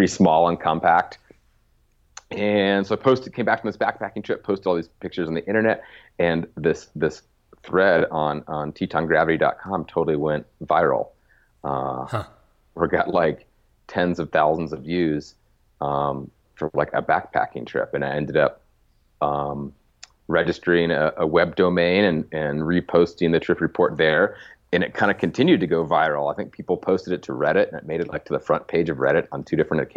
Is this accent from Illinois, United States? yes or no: no; Ohio, United States; moved away as an adult; also born or lived in Missoula, Montana; I grew up in the Midwest. I grew up in Ohio